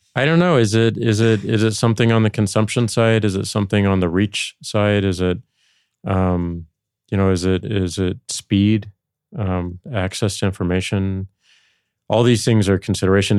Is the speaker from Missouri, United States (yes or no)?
yes; St. Louis, Missouri, United States; moved away; going back to Saint Louis, my hometown